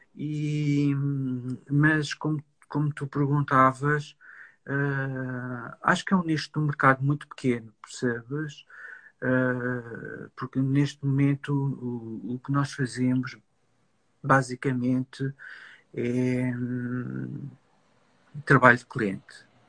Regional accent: Lisbon, Portugal; ser um designer de Lisboa

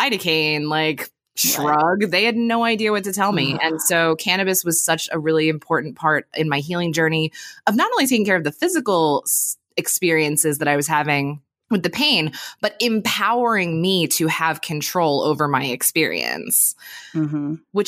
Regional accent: Pennsylvania, United States; moved away as an adult; now in California, United States; I grew up in Pennsylvania, which up until recently was a prohibition state. And then I moved to California in 2013

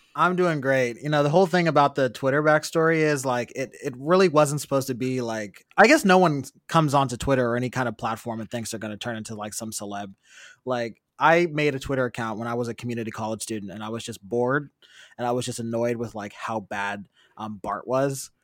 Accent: Berkeley, California, United States; also born or lived in East Oakland, California / Vallejo, California; I grew up in Berkeley

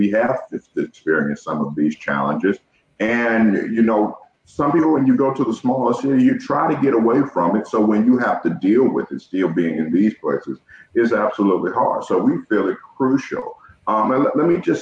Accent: Georgia, United States; now in Ohio, United States; I'm from the South. I'm from Georgia

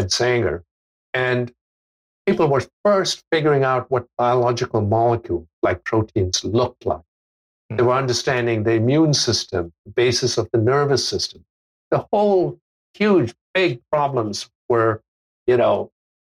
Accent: India; moved away as an adult; also born or lived in Australia / United States / United Kingdom; I was born in India, and I, except for a year and a half when I spent in Australia, I basically grew up in India until I was 19

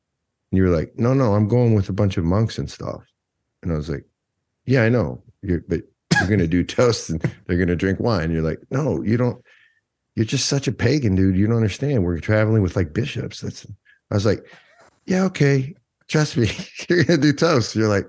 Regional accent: Wisconsin, United States; I don't feel like I'm from Wisconsin, though. I feel like I'm from New York.

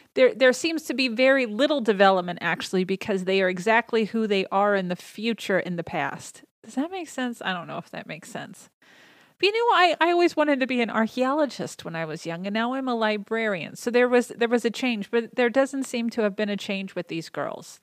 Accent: Indiana, United States; I was born and raised here in Indiana

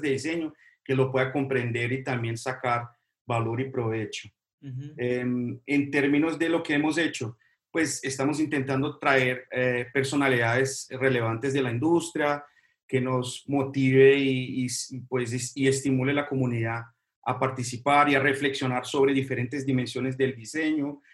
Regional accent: Brazil; now in Colombia; yo soy brasileño

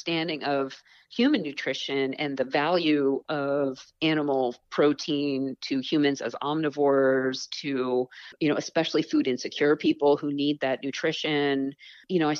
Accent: Eastern Long Island, New York, United States; I grew up on Eastern Long Island

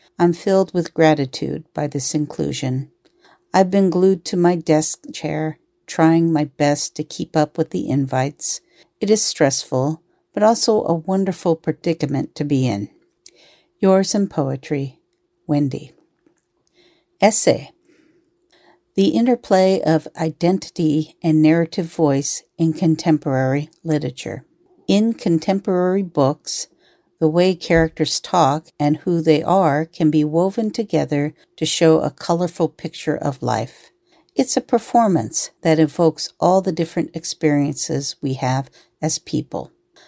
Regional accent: Washington, United States; it reminds me of where I grew up outside of Seattle, Washington. Rain was a part of life in my childhood.

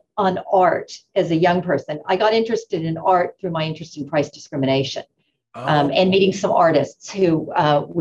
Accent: Florida, United States; now in Boston, United States; I grew up in Florida. I was born and raised in Florida

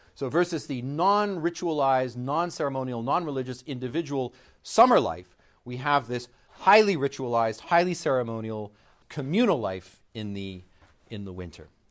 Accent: Canada; I'm Canadian

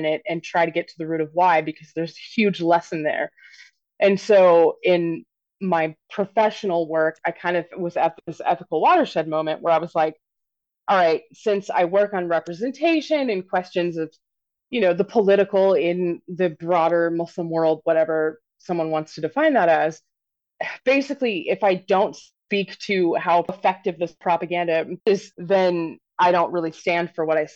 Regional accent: Wichita, Kansas, United States; I grew up in Wichita, Kansas, basically at the height of what's been called the abortion wars

